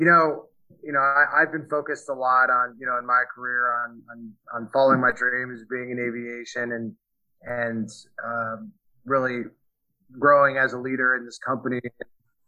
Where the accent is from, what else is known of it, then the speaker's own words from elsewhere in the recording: New York City, New York, United States; also born or lived in Connecticut; I grew up on the East Coast, in New York State and Connecticut. I'm from New York City originally